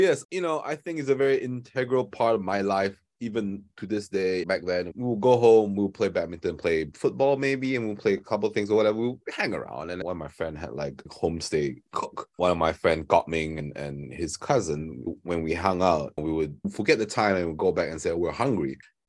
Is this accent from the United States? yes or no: no; Kuching, Sarawak, Malaysia; When we were growing up in Kuching